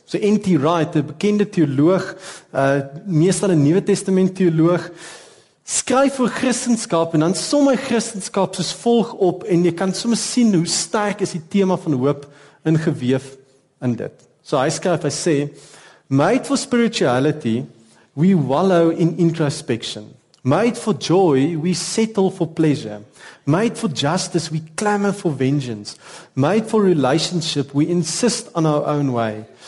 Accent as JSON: {"language": "Afrikaans", "country": "South Africa", "said": "Ons kan nie anders as om Suid-Afrikaners te wees"}